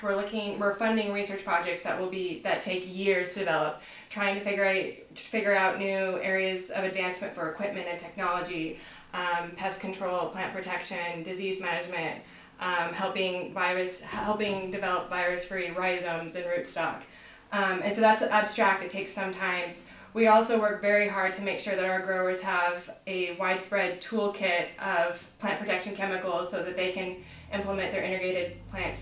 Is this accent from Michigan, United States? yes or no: no; Prosser, Washington, United States; I'm a native of the Yakima Valley. I grew up in Prosser, Washington